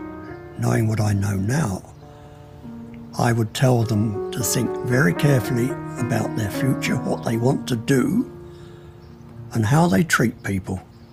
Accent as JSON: {"language": "English", "town": "Sutton", "region": "London", "country": "United Kingdom", "tie": "born there", "said": "I'm 85 years old. I was born in Sutton in Surrey in 1938."}